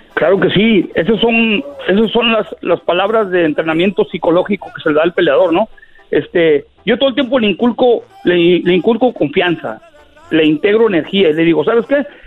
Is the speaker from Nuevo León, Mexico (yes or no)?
no; Michoacán, Mexico; moved away; Yo nací en Michoacán, en un pueblito en el cerro